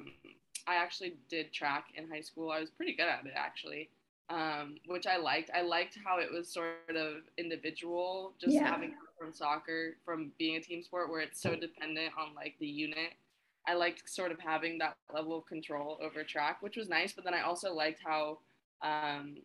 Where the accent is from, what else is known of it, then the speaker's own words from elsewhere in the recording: Orange County, California, United States; I grew up in Orange County, California